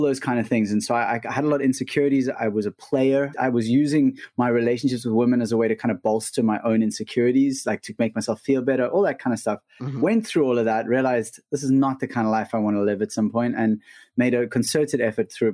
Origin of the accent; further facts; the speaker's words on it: South Africa; we're from South Africa, living just outside of Cape Town